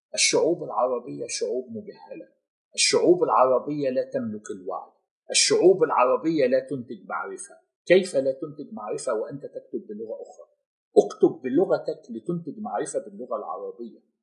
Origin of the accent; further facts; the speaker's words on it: Cairo, Cairo Governorate, Egypt; moved away as an adult; now in Gulf region; انا كنت امضيت في القاهره وفي مصر اربع عقود كامله من حياتي